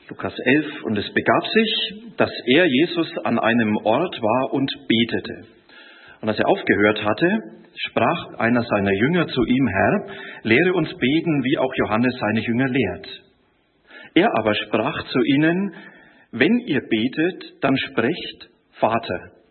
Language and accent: German; Bavaria, Germany; Er ist Bäcker, ich bin auch gelernter Bäcker, und er ist Franke, ich bin auch Franke.